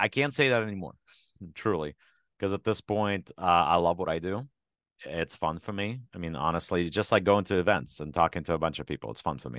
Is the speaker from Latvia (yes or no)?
no; Ukraine; moved away; my home country, which is Ukraine.